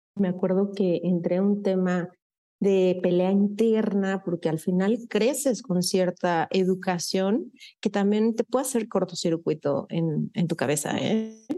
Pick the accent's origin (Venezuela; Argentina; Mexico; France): Mexico; Mexico City; also born or lived in Ciudad Satélite, State of Mexico; now in State of Mexico, Mexico; yo soy originaria de la Ciudad de México, ahora vivo en, en el Estado de México, siempre he sido, aunque nací en Ciudad, eh, de México, en aquel entonces Distrito Federal, eh, me escucho joven, pero ya no soy tan joven. siempre he sido sateluca